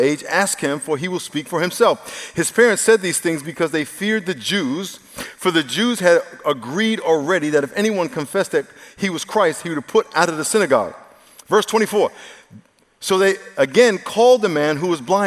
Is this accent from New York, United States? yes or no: yes; New York, United States; I grew up in New York